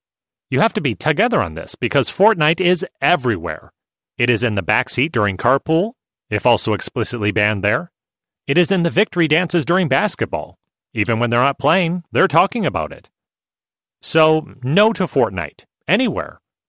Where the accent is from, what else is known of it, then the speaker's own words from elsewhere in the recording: New York, United States; I was raised on Long Island by German immigrant parents who were unlikely hippies.